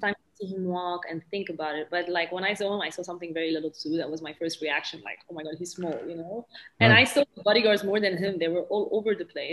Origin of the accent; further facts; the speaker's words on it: Lebanon; a country where we speak three languages, and I have a lot of difficulty expressing myself in Arabic because I was French educated. I went to a French private high school.